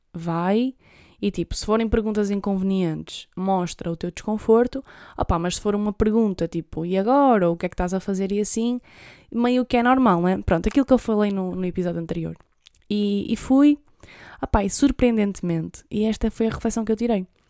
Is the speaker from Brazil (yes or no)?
no; Trás-os-Montes, Portugal; eu sou de Trás-os-Montes